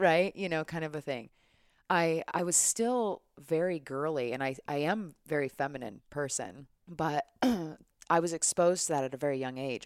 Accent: United States; as an American citizen

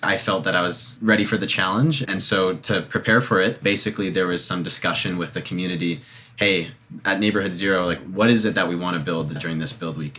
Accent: Toronto, Ontario, Canada; I'm from Toronto

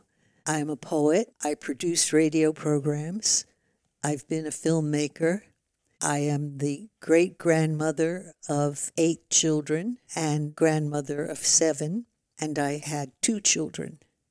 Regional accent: New York City, New York, United States; born there; also born or lived in San Francisco / Oakland; now in Vallejo, United States; Well, I was born in 1934 in New York City. I came to the Bay Area around 1963 and have been here ever since.

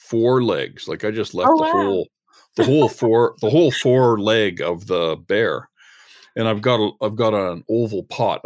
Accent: Canada; I'm a Canadian journalist, chef, hunter, fisherman, and wild game cook

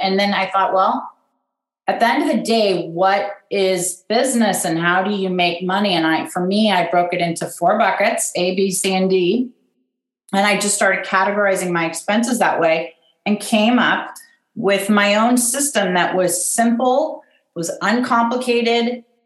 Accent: Pasadena, California, United States; also born or lived in Washington, District of Columbia, United States; I'm from Pasadena, California. I mean, I, I was born in DC

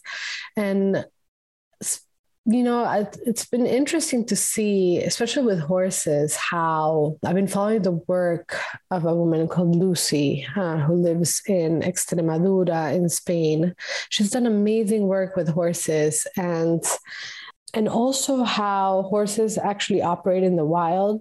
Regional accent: Costa Rica; moved away; also born or lived in the Mediterranean; I'm from Costa Rica

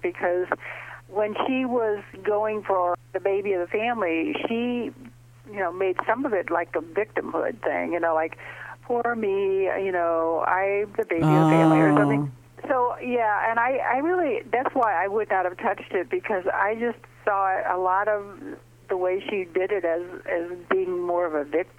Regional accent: St. Louis, Missouri, United States; I live in St. Louis, and I grew up in St. Louis, and it's a nice Midwestern city

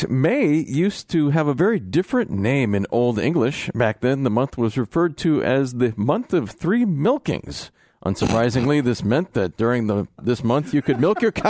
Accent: Wisconsin, United States; I'm from Wisconsin. Yeah. I used to work on a dairy farm.

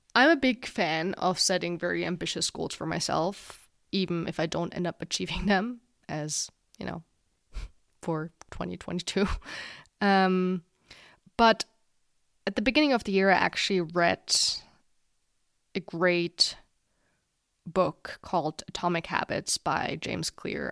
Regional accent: Germany; my home country of Germany

